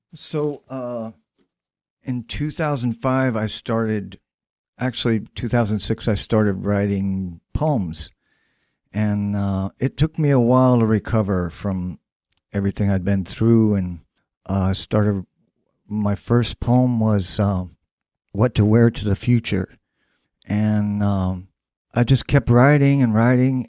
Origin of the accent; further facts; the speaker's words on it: Dayton, Ohio, United States; moved away; also born or lived in New York City / Brooklyn; Dayton, which is my hometown.